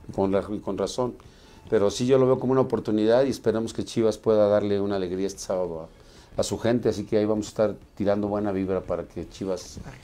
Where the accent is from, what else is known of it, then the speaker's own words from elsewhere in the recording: Mexico; No nos respetamos como mexicanos